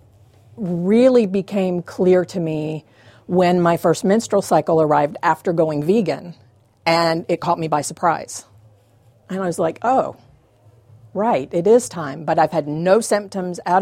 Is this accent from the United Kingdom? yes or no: no; the South, United States; I grew up in the South